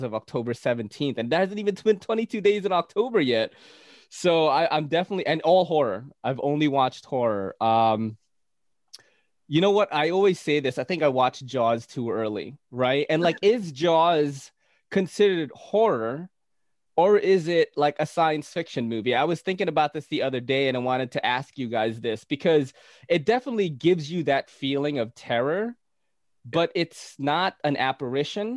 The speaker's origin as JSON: {"language": "English", "town": "Naga", "region": "Bicol Region", "country": "Philippines", "tie": "born or raised there", "moved": "yes", "lives_now": "New York City, United States", "said": "I came from the Philippines. I was born in Naga City, like kind of, you know, Naga's the snake. But I was born in Naga City, very superstitious place."}